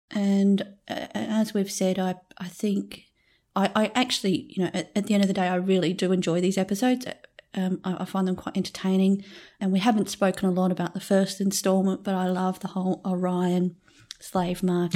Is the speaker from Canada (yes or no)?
no; Australia; accent: Australian; I think in Australia my accent might just be a pretty standard one